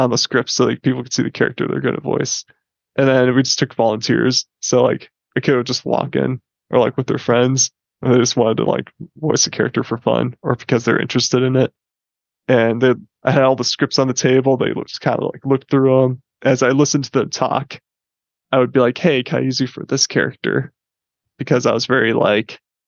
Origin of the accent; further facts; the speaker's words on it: Grand Rapids, Michigan, United States; I grew up in Grand Rapids, Michigan.